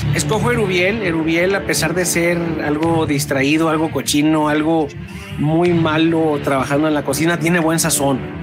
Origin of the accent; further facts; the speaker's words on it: Mexico City, Mexico; los chilangos nos apoderamos de los tacos de canasta